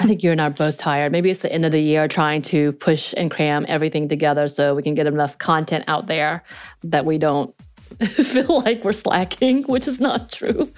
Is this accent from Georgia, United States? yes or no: yes; North Georgia, United States; accent: North Georgia mountain accent; Korean accent; first language Korean; English is a second language; I spoke Korean till I was eight years old, miscommunicated with my family 'cause they could not speak Korean. I then had an a North Georgia mountain accent on top of my Korean accent